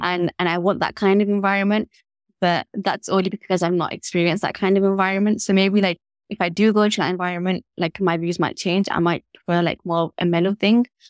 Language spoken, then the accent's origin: English; Leeds, Yorkshire and the Humber, United Kingdom; growing up in Leeds, you feel like it's, like, small